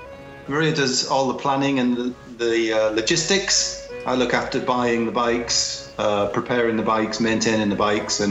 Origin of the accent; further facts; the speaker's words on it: United Kingdom; I'm British. I live in London.